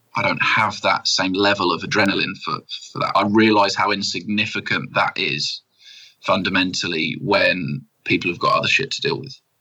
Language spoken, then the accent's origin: English; United Kingdom; I'm proper British